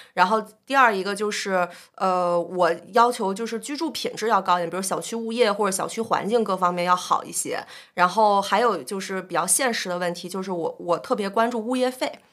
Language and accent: Chinese; Beijing, China; 我是北京土著